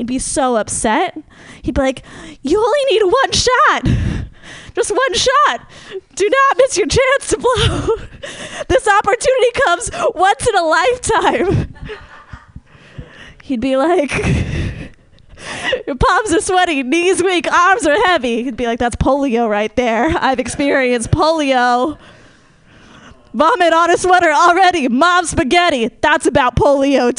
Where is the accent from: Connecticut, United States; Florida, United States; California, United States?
California, United States; Marin; I'm from Marin